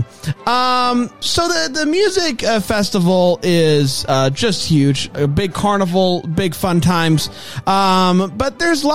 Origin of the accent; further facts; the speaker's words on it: Greenville, South Carolina, United States; I am 31, and I am from Greenville, South Carolina